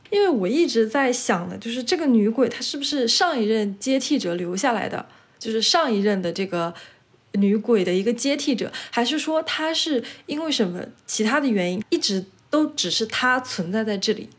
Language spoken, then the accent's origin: Chinese; China; 我们中国人也有这样的思想